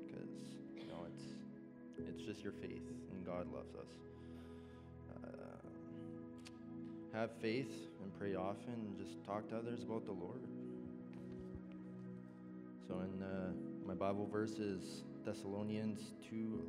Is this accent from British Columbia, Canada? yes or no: no; Edmonton, Alberta, Canada; now in Morinville, Canada; I grew up in Edmonton